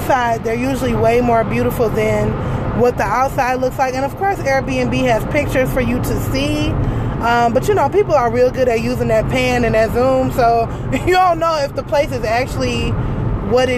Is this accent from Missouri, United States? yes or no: no; Detroit, Michigan, United States; we're from Detroit